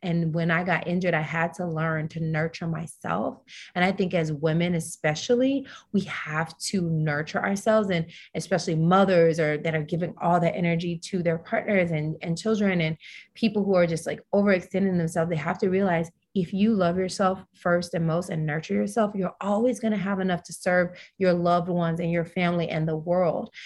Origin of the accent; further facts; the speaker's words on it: Tennessee, United States; I'm a Southern girl, so I'm from Tennessee